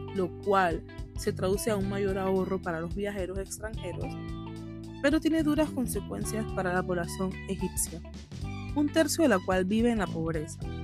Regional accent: Panama; Panamá, obvio, soy panameña

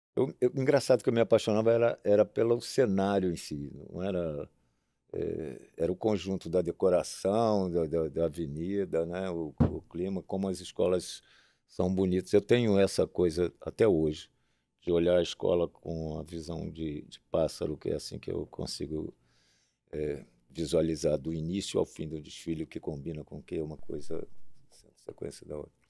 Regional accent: Niterói, Rio de Janeiro, Brazil; eu nasci em Niterói

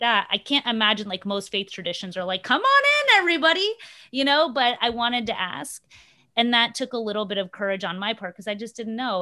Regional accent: Upper Arlington, Ohio, United States; accent: suburban white girl accent; first language English; also born or lived in Mexico; I grew up in Ohio. Like, what are you talking about? Do you mean, like, my Upper Arlington suburb, that was my suburb

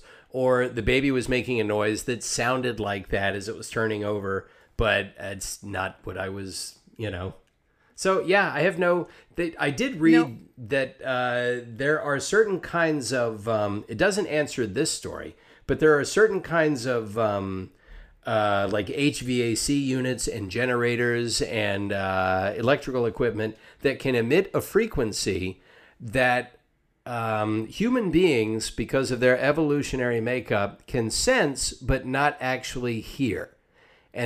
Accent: Savannah, Georgia, United States; I grew up in Savannah, Georgia, which is a pretty old city.

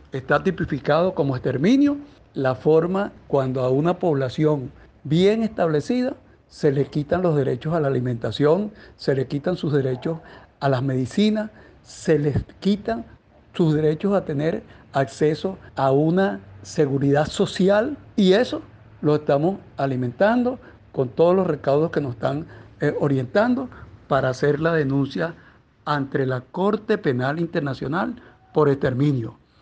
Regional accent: Venezuela; somos ciudadanos venezolanos

